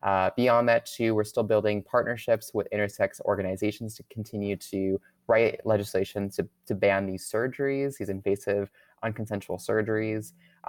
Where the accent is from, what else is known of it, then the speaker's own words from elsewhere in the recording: Canada; now in United States; Well, I can't vote myself. I'm actually a Canadian citizen. I'm going through the permanent residency process.